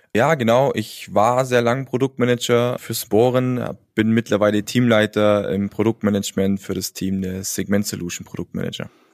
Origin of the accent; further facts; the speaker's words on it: Allgäu, Bavaria, Germany; Als Allgäuer